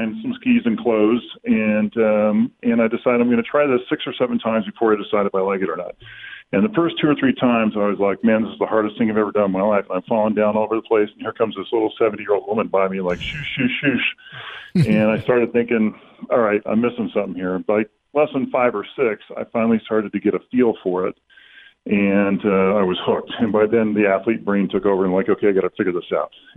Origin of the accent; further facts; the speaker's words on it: Southern California, United States; I grew up in Southern California